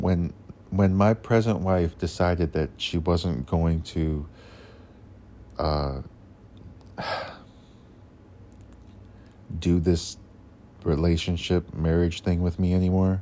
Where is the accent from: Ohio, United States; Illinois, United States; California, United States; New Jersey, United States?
Ohio, United States; Cleveland; now in Oklahoma, United States; I'm originally from Ohio in the Cleveland area. You can probably tell by the way I talk